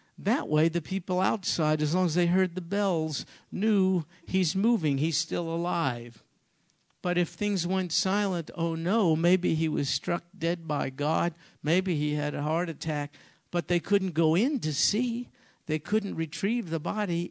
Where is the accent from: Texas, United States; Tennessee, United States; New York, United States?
New York, United States; moved away; I'm from New York